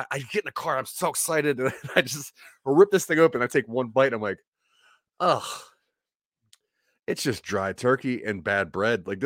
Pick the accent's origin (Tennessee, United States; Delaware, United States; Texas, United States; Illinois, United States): Delaware, United States; You know, I'm from Delaware, and in Delaware, th- there's and even in Pennsylvania, there's like a level of pride that comes with like delicatessen delicatessens